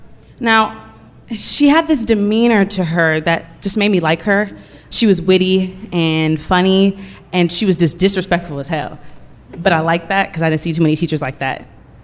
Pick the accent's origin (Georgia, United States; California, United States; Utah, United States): California, United States; Oakland; Gets to me, I'm from Oakland. And I already know Oakland has a negative connotation behind it.